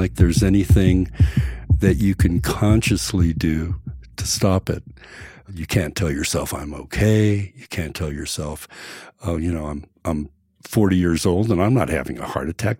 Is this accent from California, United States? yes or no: yes; Hermosa Beach, California, United States; I'm from Hermosa Beach, California.